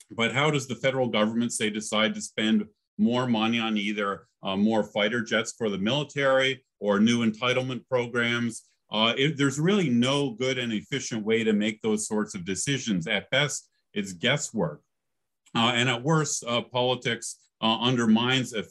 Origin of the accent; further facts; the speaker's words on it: Canada; now in United States; I grew up in Canada